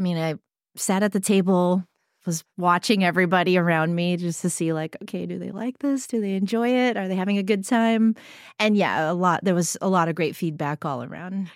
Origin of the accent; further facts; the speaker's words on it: San Francisco, California, United States; I come from San Francisco